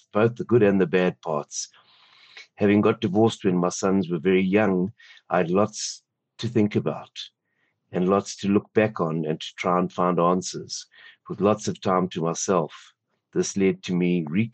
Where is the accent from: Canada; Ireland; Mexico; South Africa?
South Africa; Sandton, Gauteng; I'm from Morningside, Sandton, South Africa